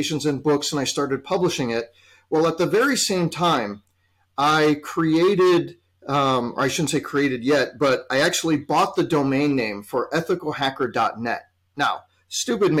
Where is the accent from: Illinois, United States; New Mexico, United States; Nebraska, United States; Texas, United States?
Illinois, United States; Chicago; here in my hometown of Chicago